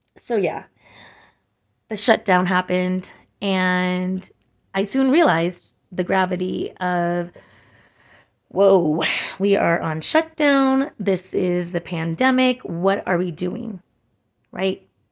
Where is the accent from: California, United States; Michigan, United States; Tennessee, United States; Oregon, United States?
California, United States; Santa Cruz; moved away; my hometown of Santa Cruz